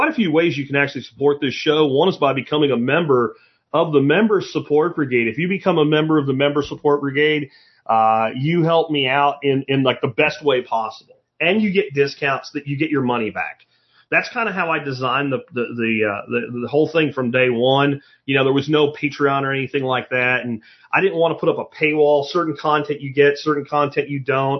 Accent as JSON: {"language": "English", "town": "Pottsville", "region": "Pennsylvania", "country": "United States", "tie": "born or raised there", "moved": "yes", "said": "where I grew up in Pottsville, Pennsylvania"}